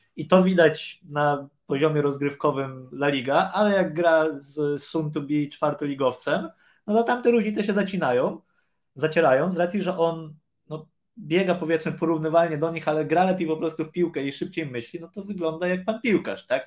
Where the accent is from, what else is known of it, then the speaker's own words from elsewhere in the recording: Poland; moved away; skąd jesteś, z Polski